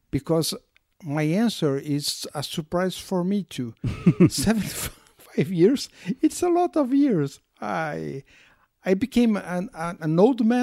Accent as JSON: {"language": "English", "town": "Poços de Caldas", "region": "Minas Gerais", "country": "Brazil", "tie": "born or raised there", "also_born_or_lived": "São Paulo, Brazil / Rio de Janeiro, Brazil", "second_language": "English", "moved": "as an adult", "lives_now": "Porto, Portugal", "said": "I'm from Brazil, a small city named Poços de Caldas. Mm-hmm. I was born there. I live in São Paulo, São Paulo, which is a big, big city"}